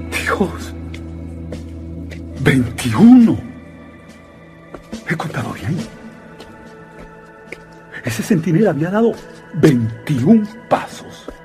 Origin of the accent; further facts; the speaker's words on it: Spain; soy periodista español